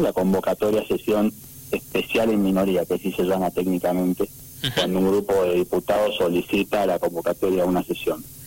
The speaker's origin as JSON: {"language": "Spanish", "region": "Mendoza", "country": "Argentina", "said": "como mendocinos"}